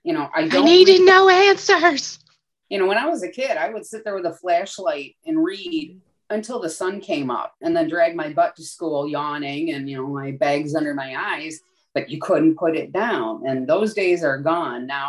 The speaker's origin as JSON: {"language": "English", "town": "Buffalo", "region": "New York", "country": "United States", "moved": "yes", "said": "I'm from Buffalo originally"}